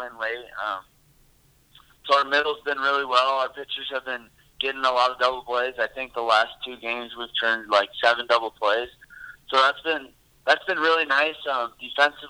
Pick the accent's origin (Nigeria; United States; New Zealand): United States; Storm Lake, Iowa; born and raised in Storm Lake. I've been here my whole life